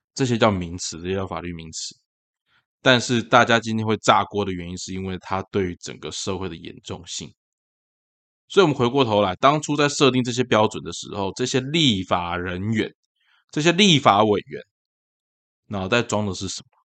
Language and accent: Chinese; Tainan, Taiwan; 因为这件事情发生在台南，然后又是在我的老家安南区